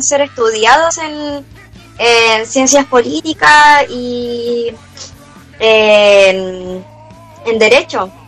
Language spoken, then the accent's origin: Spanish; Chile; en nuestra realidad como chilenos